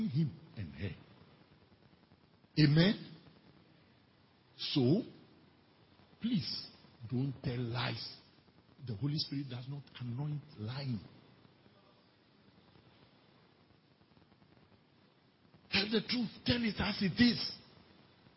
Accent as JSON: {"language": "English", "region": "Volta", "country": "Ghana", "said": "I come from Volta region, the most feared region in the whole Ghana."}